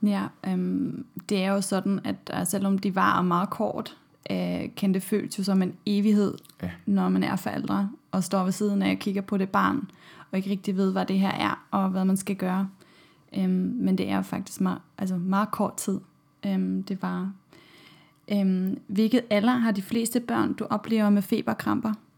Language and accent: Danish; Germany; Danish is a second language; now in Denmark; I Tyskland, hvor jeg kommer fra